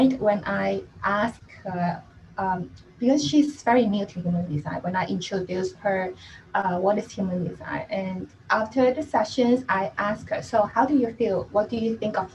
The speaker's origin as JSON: {"language": "English", "country": "Hong Kong", "said": "I'm actually from Hong Kong"}